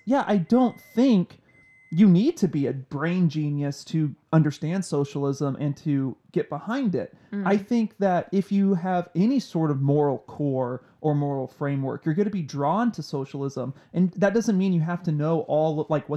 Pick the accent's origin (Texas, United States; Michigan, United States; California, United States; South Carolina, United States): Texas, United States; Waxahachie; when I was growing up in Waxahachie